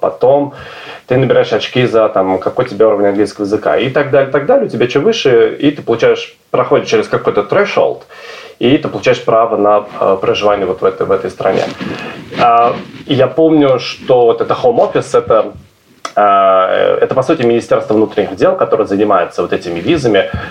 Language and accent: Russian; Obninsk, Kaluga Oblast, Russia; moved away as an adult; also born or lived in Moscow; now in London, United Kingdom; Я вырос в Обнинске в, в маленьком э, в, в общежитии и лет 20 там прожил